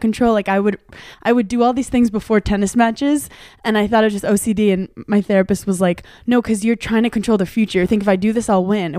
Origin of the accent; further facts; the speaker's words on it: New York City, New York, United States; I grew up in Brooklyn